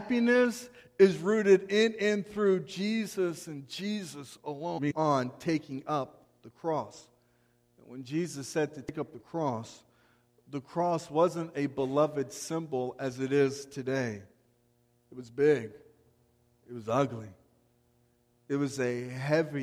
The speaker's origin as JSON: {"language": "English", "country": "United States", "said": "as American believers"}